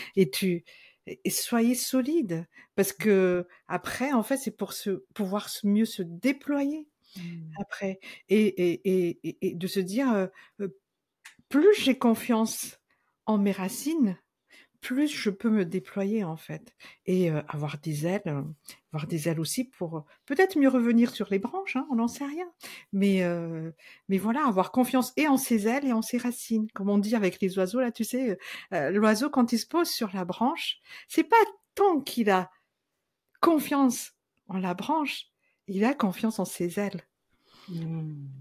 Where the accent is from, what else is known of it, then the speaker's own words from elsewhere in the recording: Madagascar; moved away as an adult; also born or lived in Senegal; now in France; Je suis, je suis partie de Madagascar en 87, deux ans et demi euh, au Sénégal, et puis après en 89, euh, depuis maintenant, depuis 89 jusqu'à maintenant, en France